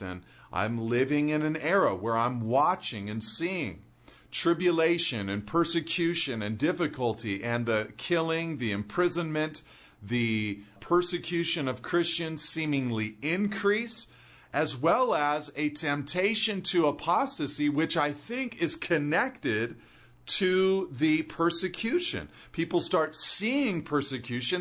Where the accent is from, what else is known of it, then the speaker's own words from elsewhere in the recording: California, United States; I'm a Californian